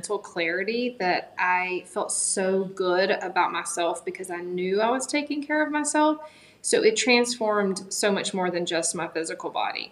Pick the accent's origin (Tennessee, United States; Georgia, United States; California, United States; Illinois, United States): Georgia, United States; Augusta; now in Greenville, United States; I'm actually from, born and raised in Augusta, Georgia